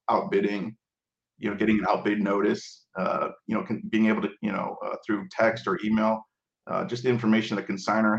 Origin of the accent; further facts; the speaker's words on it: Chicago, Illinois, United States; I come from Chicago